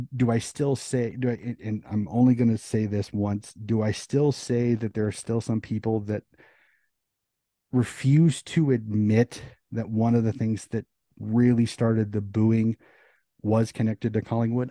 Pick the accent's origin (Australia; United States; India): United States; As an American